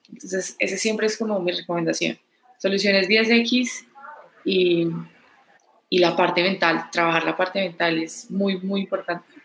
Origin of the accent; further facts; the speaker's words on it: Pereira, Risaralda, Colombia; Yo no soy de Medellín. Yo soy de Pereira.